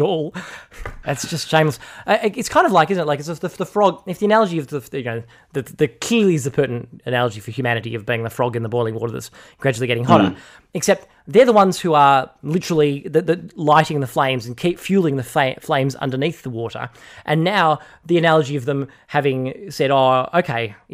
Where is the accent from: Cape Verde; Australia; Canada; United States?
Australia; as an Australian citizen